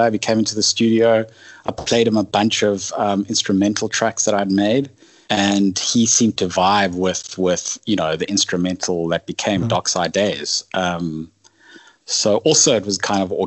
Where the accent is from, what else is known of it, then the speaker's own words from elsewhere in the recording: South Africa; a fusion of growing up in South Africa and having European heritage